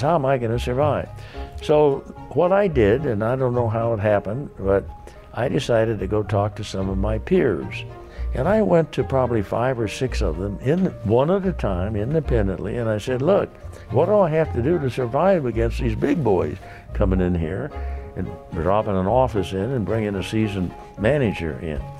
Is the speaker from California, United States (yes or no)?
yes; San Diego, California, United States; the mighty skyline of my hometown